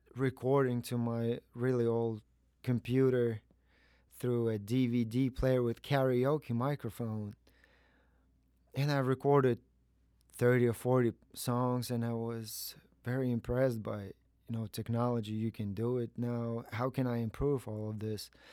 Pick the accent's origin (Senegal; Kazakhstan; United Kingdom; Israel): Kazakhstan; moved away as an adult; also born or lived in New York; I am from Kazakhstan. I was born there.